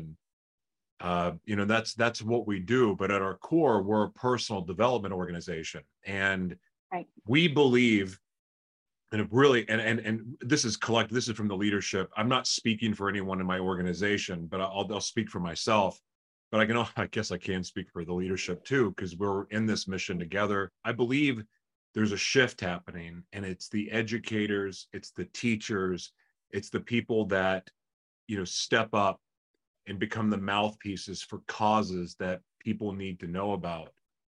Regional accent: California, United States; I came from California.

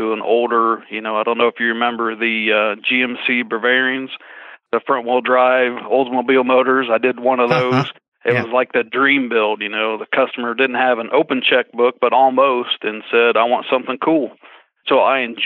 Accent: Indiana, United States; Being a farm boy at heart where I grew up in Indiana

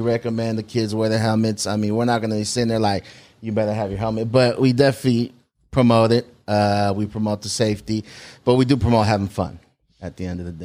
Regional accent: South San Francisco, California, United States; I was born in San Francisco, Saint Luke's Hospital, and then, uh, moved to South City when I was about eight

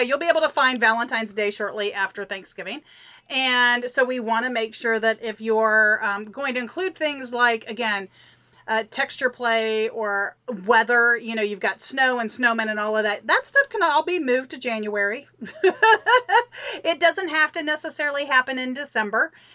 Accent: Midwest, United States; I grew up in the Midwest

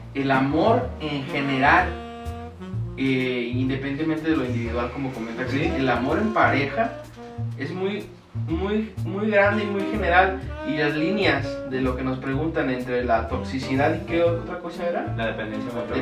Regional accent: Guadalajara, Jalisco, Mexico; aquí somos de Jalisco y Guadalajara

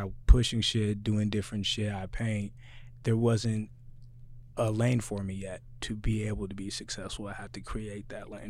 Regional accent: Spanaway, Washington, United States; And I'm from Spanaway, so I always knew I was never really gonna make it because I'm from Spanaway.

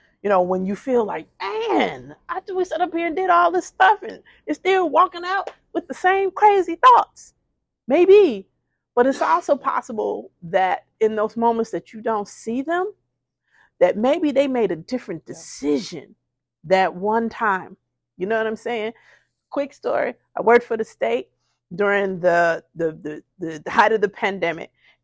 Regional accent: Chicago, Illinois, United States; being from Chicago

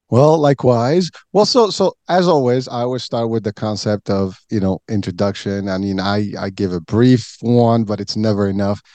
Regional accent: Morocco; moved away; I was born and raised in Morocco

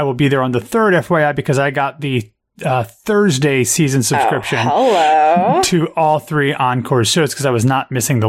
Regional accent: Columbus, Ohio, United States; moved away; I'm going to go out to Columbus, on my hometown.

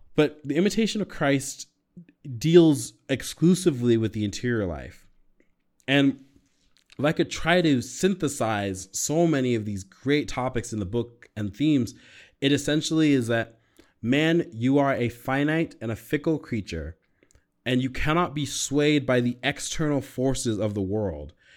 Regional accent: United States; also born or lived in California; now in Colorado, United States; as an American

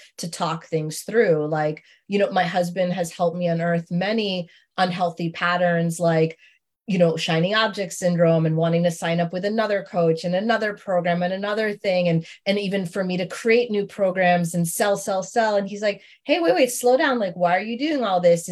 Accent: New York City, New York, United States; I grew up in Queens

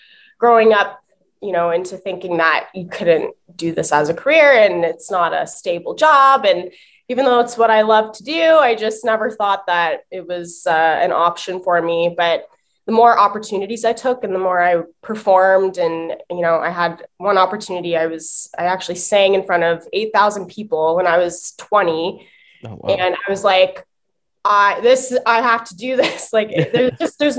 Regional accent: Windsor, Ontario, Canada; now in Toronto, Canada; I'm originally from Windsor. I'm now based in Toronto, Ontario, but I was originally from Windsor and I was born into a musical family, which was really cool for me growing up

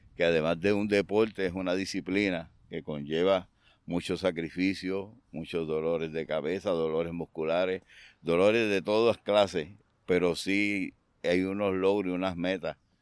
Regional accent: Aguada, Puerto Rico; yo soy natural de Aguada, del barrio Espinal de Aguada

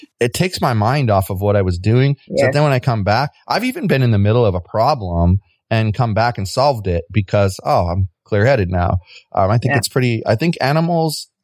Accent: United States; I'm from the United States

